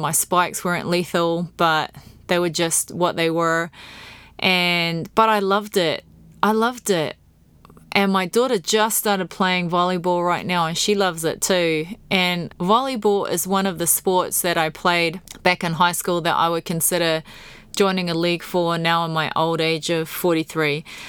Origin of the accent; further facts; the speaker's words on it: New Zealand; this poor little girl growing up in New Zealand